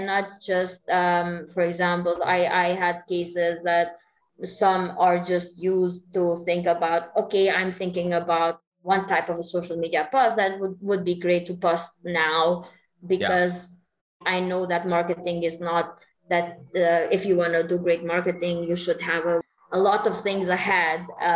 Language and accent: English; Kosovo; we're from Kosovo